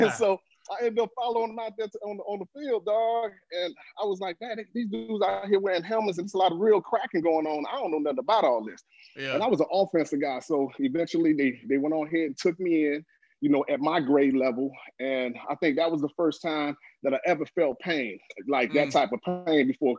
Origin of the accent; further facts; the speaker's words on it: Chicago, Illinois, United States; now in Atlanta, United States; growing up there